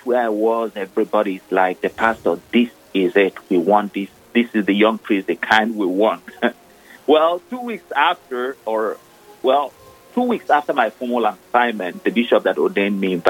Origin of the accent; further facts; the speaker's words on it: Nigeria; moved away; I am originally from Nigeria, ordained the Catholic priest of the Diocese of Olu in eastern part of Nigeria